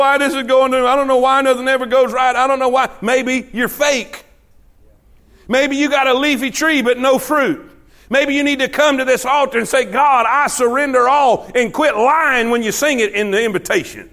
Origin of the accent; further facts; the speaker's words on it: South Florida, United States; I grew up in South Florida